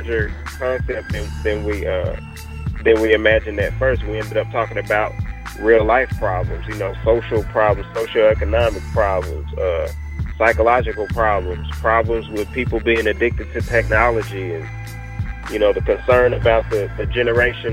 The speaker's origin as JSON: {"language": "English", "town": "Jackson", "region": "Mississippi", "country": "United States", "moved": "yes", "lives_now": "Dallas, United States", "said": "Right now, I currently reside in Dallas, Texas. I'm originally from Jackson, Mississippi, but I'm in Dallas, Texas right now."}